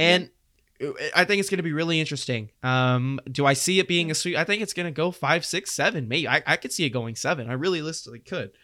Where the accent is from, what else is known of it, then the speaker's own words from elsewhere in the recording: Houston, Texas, United States; we're from Houston